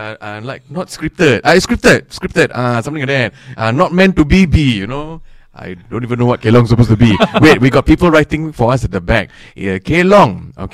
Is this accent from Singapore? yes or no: yes; Singapore; I am Singaporean represent.